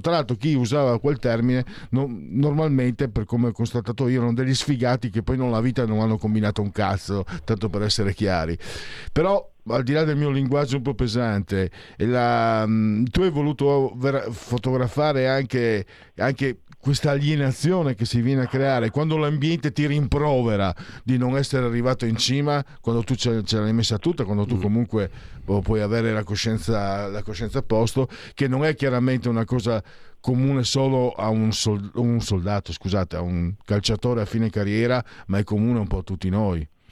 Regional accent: Friuli-Venezia Giulia, Italy; vengo dal Friuli

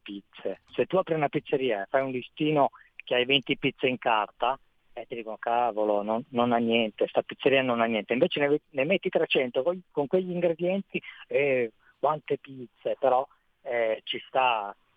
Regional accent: Vercelli, Piedmont, Italy; dalle mie parti, sono da, dal Piemonte, sono Vercelli

